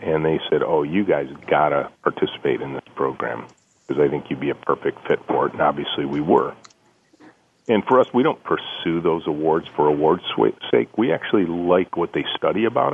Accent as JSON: {"language": "English", "region": "Southeast Michigan", "country": "United States", "tie": "born or raised there", "said": "I grew up in Southeast Michigan. Yes. That's where our company is located"}